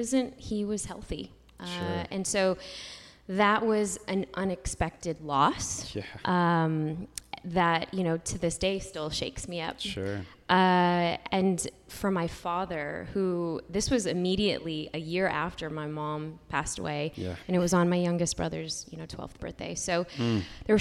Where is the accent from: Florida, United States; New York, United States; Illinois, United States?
Illinois, United States; Chicago; I'm from the city